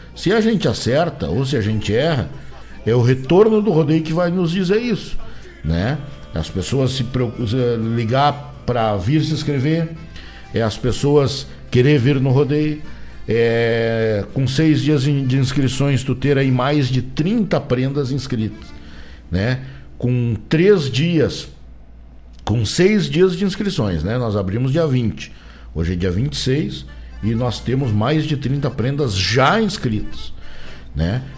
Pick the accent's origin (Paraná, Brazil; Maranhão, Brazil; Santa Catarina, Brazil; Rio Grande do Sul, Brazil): Rio Grande do Sul, Brazil; A gente é gaúcho desde que a gente nasceu, é verdade, porque a gente nasceu no Rio Grande do Sul, então somos gaúchos